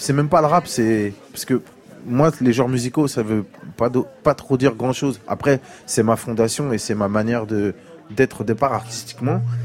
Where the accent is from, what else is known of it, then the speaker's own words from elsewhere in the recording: France; j'ai grandi en France avec ma mère et mes tantes et tout ça et du coup l'Afrique je l'ai connue à 20 ans